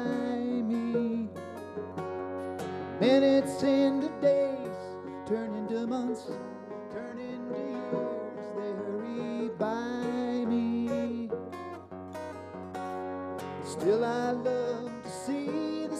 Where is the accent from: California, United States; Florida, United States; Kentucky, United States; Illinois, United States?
Illinois, United States; We are these guys from Illinois